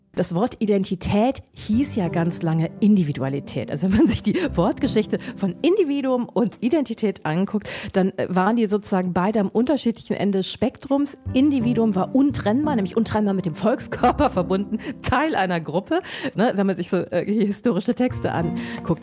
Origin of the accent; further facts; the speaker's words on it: Düsseldorf, North Rhine-Westphalia, Germany; ich komme aus Düsseldorf.